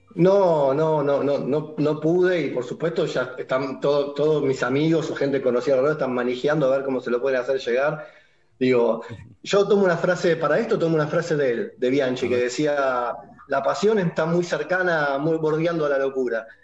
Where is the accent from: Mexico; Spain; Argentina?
Argentina; Mataderos, Buenos Aires; soy originalmente de Mataderos